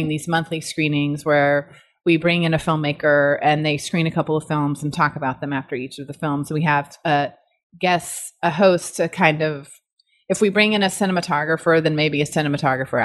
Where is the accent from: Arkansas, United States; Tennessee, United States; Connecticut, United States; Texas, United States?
Arkansas, United States; moved away as an adult; also born or lived in New York; I was interested in photography and theater growing up in Arkansas